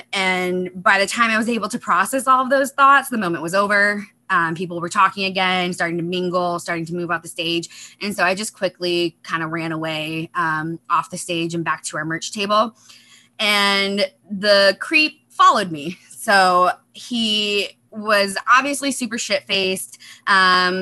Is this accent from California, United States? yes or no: no; Chicago, Illinois, United States; moved away as an adult; now in Seattle, United States; I grew up in the Chicago area